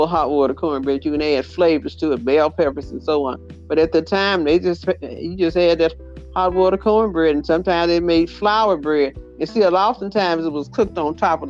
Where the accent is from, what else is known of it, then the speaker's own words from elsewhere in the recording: Mississippi, United States; We had a fireplace when we were growing up in Mississippi